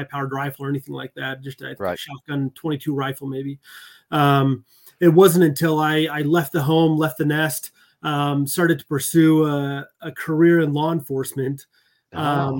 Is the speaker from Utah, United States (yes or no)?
yes; Utah, United States; also born or lived in Texas; I was born in Texas, but pretty much raised in Utah